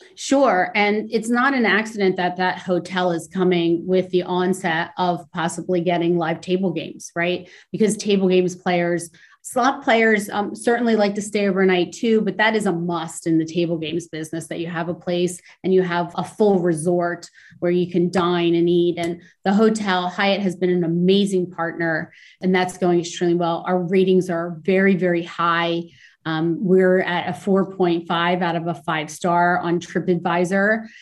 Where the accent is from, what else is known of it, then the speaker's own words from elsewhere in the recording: New Jersey, United States; now in New York, United States; I grew up, I'm an East Coast girl. I grew up down in South Jersey